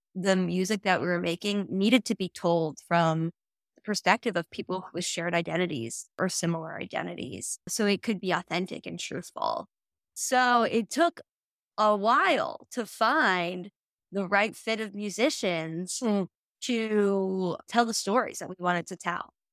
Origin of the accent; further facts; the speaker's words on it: small town Nebraska, United States; moved away; I grew up in small town Nebraska.